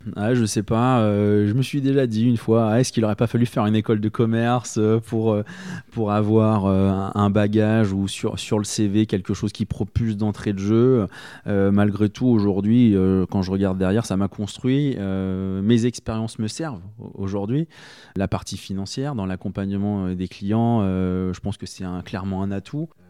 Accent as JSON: {"language": "French", "town": "Rouen", "region": "Normandy", "country": "France", "tie": "born or raised there", "moved": "as an adult", "lives_now": "Berry, France", "said": "je suis originaire de Normandie et euh, j'y ai passé bah, toute, euh, toute ma tendre enfance jusqu'à la fin de mes études, c'est-à-dire jusqu'à 23 ans."}